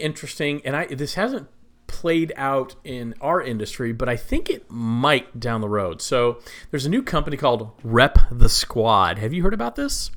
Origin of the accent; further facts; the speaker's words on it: Texas, United States; I am from Texas, grew up there